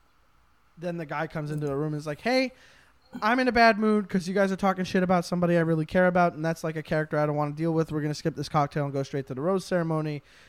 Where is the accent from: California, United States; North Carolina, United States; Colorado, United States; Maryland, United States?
North Carolina, United States; We're both from North Carolina.